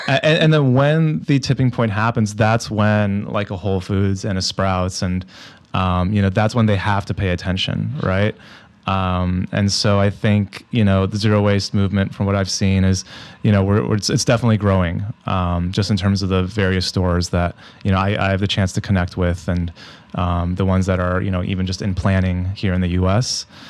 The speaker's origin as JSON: {"language": "English", "town": "San Diego", "region": "California", "country": "United States", "tie": "born or raised there", "said": "I grew up in San Diego"}